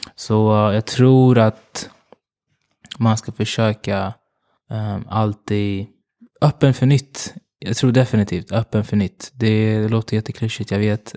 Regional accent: Uganda; now in Sweden; jag kommer från Uganda

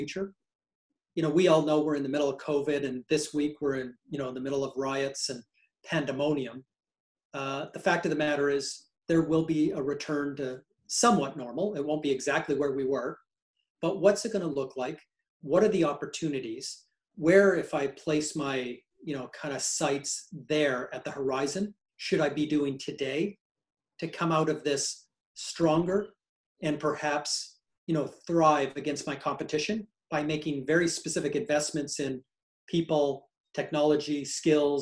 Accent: Canada; I am a Canadian

